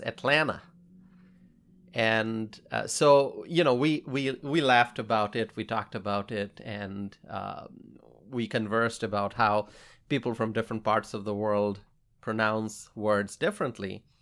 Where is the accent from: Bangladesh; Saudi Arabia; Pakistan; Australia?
Bangladesh; now in United States; I grew up in Bangladesh